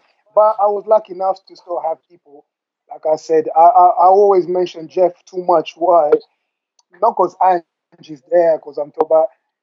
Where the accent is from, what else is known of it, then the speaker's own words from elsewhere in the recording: London, United Kingdom; also born or lived in Democratic Republic of the Congo; I grew up in London with the people that I grew up